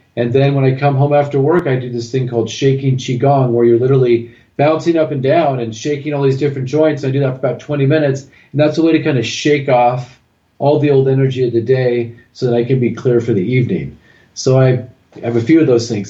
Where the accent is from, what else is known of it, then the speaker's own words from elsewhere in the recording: Southern California, United States; I'm originally from Southern California, and then I moved to Northern California